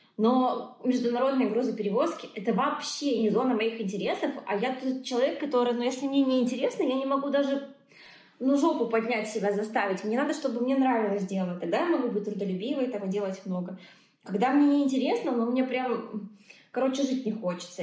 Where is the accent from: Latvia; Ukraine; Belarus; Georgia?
Belarus; moved away as an adult; also born or lived in Dubai / Moscow; я такая, из Беларуси